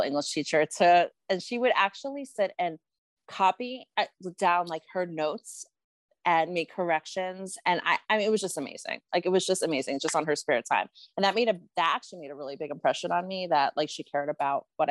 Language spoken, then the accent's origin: English; Atlanta, Georgia, United States; also born or lived in New York City; I was born in New York City. My parents moved when I was three to Atlanta.